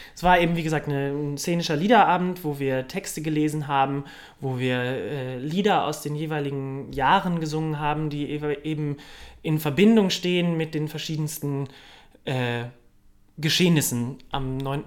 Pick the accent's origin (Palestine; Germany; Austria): Germany; Cologne, North Rhine-Westphalia; moved away as an adult; also born or lived in Munich; Aufgewachsen bin ich im wunderschönen Kölle am Ring.